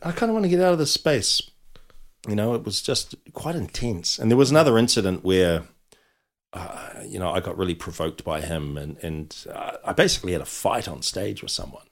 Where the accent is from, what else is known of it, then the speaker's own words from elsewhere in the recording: Auckland, New Zealand; I was brought up in South Auckland